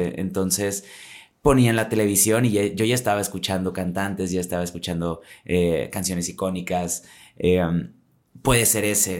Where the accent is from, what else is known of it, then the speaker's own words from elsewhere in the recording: Monterrey, Nuevo León, Mexico; yo sí vengo de un poquito más lejos, desde la Sultana del Norte